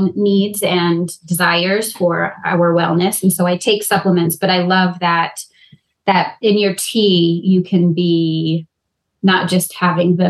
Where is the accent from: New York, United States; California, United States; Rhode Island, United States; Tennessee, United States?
Rhode Island, United States; moved away; growing up in Rhode Island, not right by the ocean, but being near the ocean